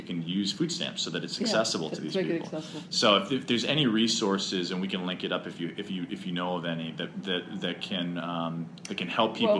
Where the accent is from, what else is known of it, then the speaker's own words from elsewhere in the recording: Chicago, Illinois, United States; I'm from Chicago